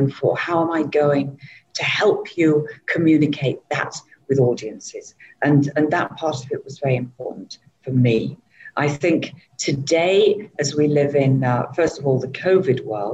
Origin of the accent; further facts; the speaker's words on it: England, United Kingdom; moved away as an adult; now in Southeast Asia; I'm originally from England